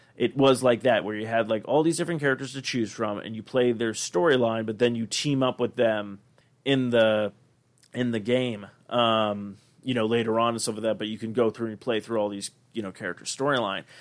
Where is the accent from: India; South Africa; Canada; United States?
United States; Arizona; growing up in Arizona